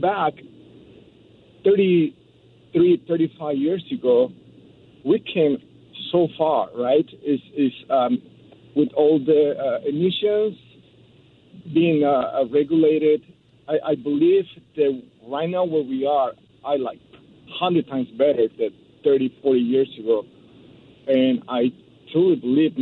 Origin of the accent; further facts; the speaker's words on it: Mexico City, Mexico; moved away as an adult; now in Hawthorne, United States; I grew up in Mexico City my whole life. I immigrated here when I was 27.